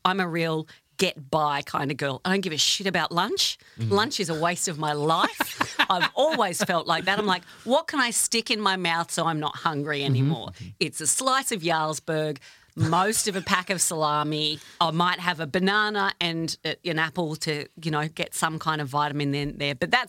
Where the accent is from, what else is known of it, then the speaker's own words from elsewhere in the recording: Australia; I'm Australian